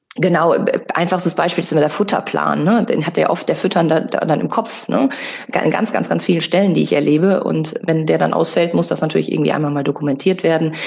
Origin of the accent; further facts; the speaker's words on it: Münsterland, North Rhine-Westphalia, Germany; ich bin im Münsterland groß geworden